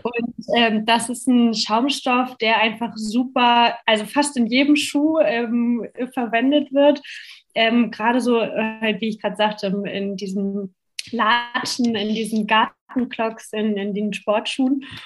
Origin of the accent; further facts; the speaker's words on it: Germany; bei uns in Deutschland